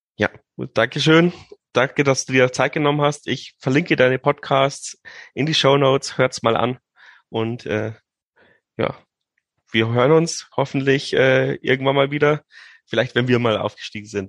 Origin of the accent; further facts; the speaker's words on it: Regensburg, Bavaria, Germany; als Regensburger